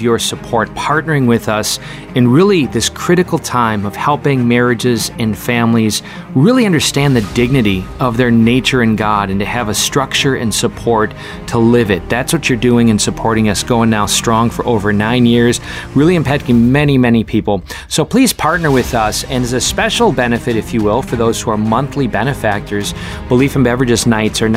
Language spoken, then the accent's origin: English; Oshkosh, Wisconsin, United States; I grew up in Oshkosh